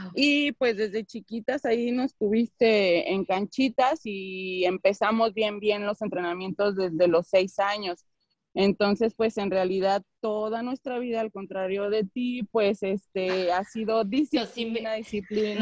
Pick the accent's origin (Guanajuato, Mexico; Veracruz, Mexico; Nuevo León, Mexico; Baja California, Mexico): Guanajuato, Mexico; León; Yo tengo una academia en León, Guanajuato, que es de donde soy